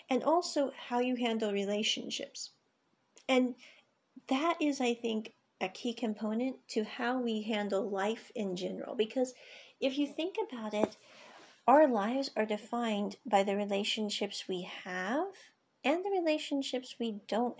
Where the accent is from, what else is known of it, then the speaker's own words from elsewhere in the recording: United States; moved away; I grew up in the States